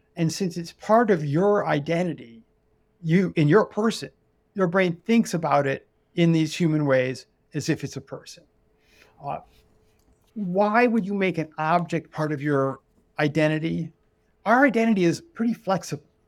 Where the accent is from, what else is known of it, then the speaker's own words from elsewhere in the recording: United States; I'm an American. I'm in America.